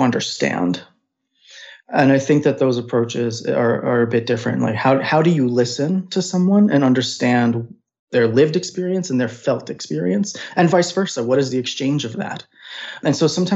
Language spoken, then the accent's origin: English; New York City, New York, United States; I grew up in Brooklyn, New York